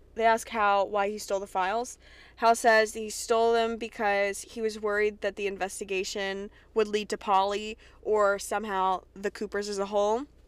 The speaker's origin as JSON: {"language": "English", "region": "Kentucky", "country": "United States", "tie": "born or raised there", "said": "I'm from Kentucky. I'm from Kentucky, where they tell us fourth cousins is okay."}